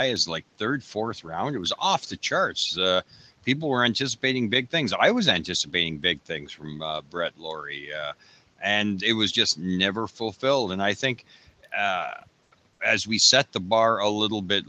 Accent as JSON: {"language": "English", "country": "Canada", "said": "I'm a Canadian that says sorry for everything."}